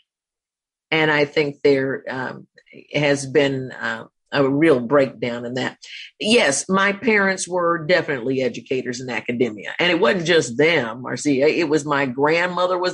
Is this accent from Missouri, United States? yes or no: no; Winston-Salem, North Carolina, United States; moved away as an adult; also born or lived in Atlanta / New York City / Los Angeles; I'm from Winston-Salem, North Carolina